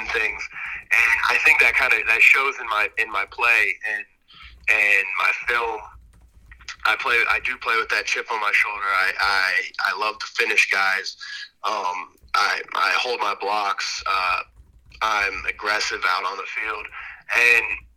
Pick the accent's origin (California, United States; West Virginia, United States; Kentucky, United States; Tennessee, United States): Tennessee, United States